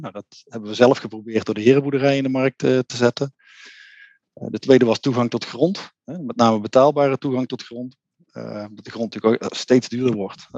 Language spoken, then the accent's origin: Dutch; North Brabant, Netherlands; Ik kom uit Brabant